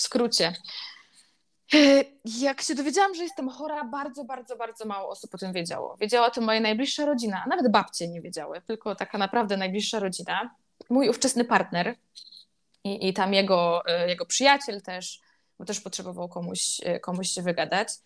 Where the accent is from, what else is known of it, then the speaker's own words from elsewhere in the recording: Silesian Voivodeship, Poland; moved away as an adult; also born or lived in Kraków; Pochodzę z mniejszej miejscowości na Śląsku, nie jakiejś super wsi, ale też nie jakiegoś super dużego miasta. I w tym moim miasteczku, gdzie wszyscy się znają